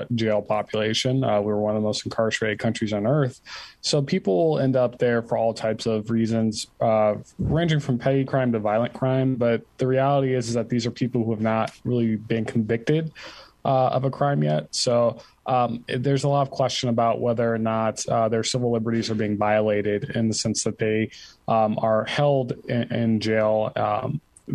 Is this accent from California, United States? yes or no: no; Ann Arbor, Michigan, United States; I'm just from Ann Arbor, Michigan.